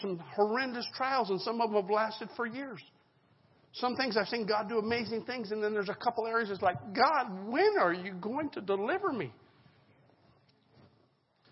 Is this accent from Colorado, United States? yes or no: yes; Colorado, United States; now in Lynchburg, United States; I grew up in Colorado, in the mountainous town on the western slope.